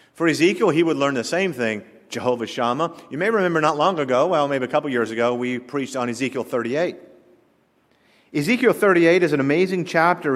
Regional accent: the South, Southern United States, United States; accent: Southern; my Southern accent

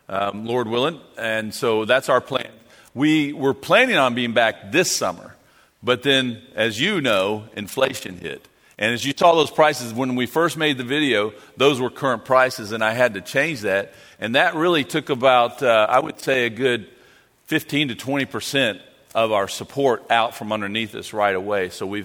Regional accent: Penrith, North West England, United Kingdom; now in Australia; Scottish and English? Yes, definitely. Especially when I grew up in Penrith, we had some in our church there, and they migrated to Australia

